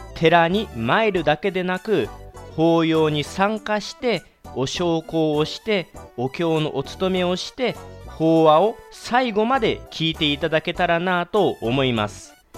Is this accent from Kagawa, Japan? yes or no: yes; Kagawa, Japan; 地元香川